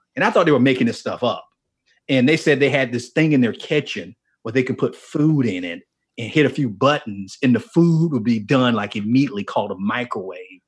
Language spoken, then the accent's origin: English; Miami, Florida, United States; moved away; I grew up in Miami and specifically in a place called Liberty City in Miami.